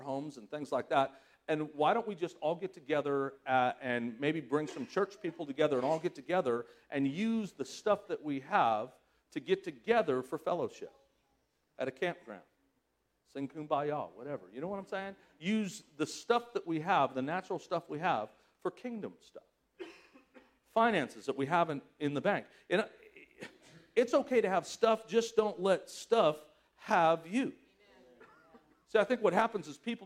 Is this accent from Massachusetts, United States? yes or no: no; Southern California, United States; moved away as an adult; I was from Southern California